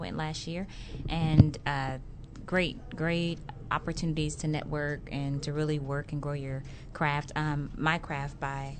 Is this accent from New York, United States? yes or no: yes; Brooklyn, New York, United States; moved away; also born or lived in Los Angeles; I'm originally from Brooklyn, New York, but we moved to LA, and then I began my training there.